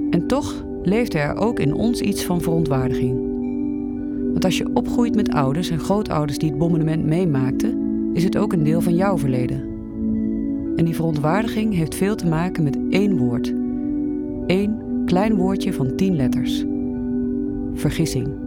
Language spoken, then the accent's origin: Dutch; Nijmegen, Gelderland, Netherlands; Wij groeiden alle twee op in Nijmegen. En alle twee hebben we ons hart verpand aan het kleine stadje aan de Waal. Een stad waar we thuis zijn, waar we de mensen kennen en houden van hun verhalen.